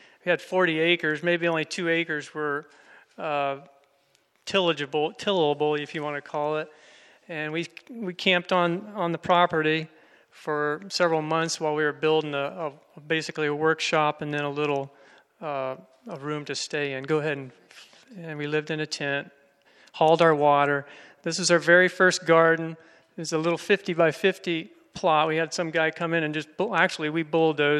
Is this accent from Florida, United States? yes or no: yes; Florida, United States; moved away; I'm from Florida originally. I grew up there gardening in sandy soil